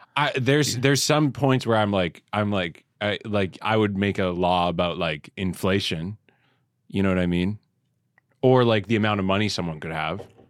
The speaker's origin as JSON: {"language": "English", "country": "Canada", "moved": "yes", "lives_now": "New York, United States", "said": "I'm already Canadian."}